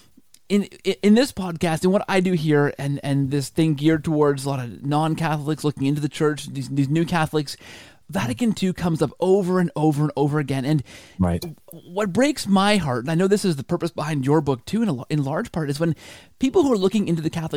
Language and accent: English; Canada; I'm Canadian